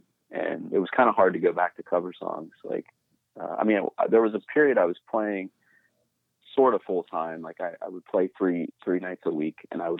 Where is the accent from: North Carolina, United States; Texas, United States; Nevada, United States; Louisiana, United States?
Texas, United States; also born or lived in Iowa / Minnesota / Pennsylvania; I was born in Iowa and I lived in Minnesota. And then I say I grew up in Texas. It's kind of, Texas and Pennsylvania, probably the main two places, that I lived the longest.